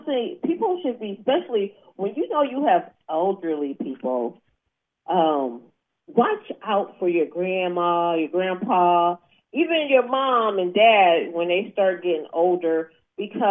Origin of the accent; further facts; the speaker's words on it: Atlanta, Georgia, United States; I'm from Atlanta, Georgia